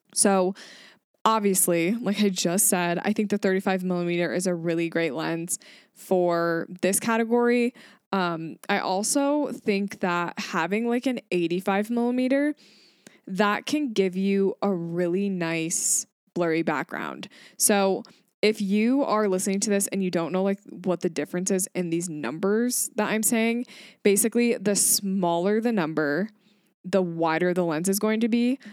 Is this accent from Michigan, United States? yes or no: yes; Grand Rapids, Michigan, United States; I am from Grand Rapids, Michigan